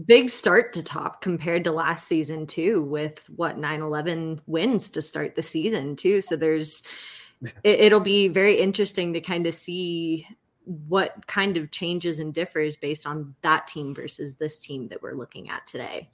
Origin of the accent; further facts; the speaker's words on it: Clayton, North Carolina, United States; I grew up in the Clayton area, uh, first 18 years of my life